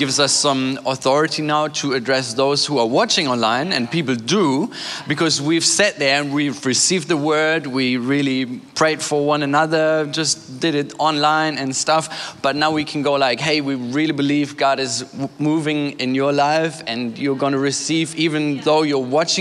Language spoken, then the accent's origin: English; Germany; also born or lived in Hamburg; I was born and raised in Germany